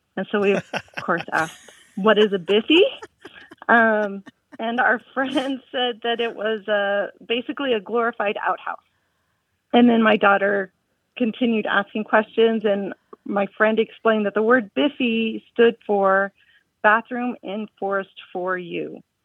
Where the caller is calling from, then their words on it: Tucson, Arizona, United States; I'm calling from Tucson, Arizona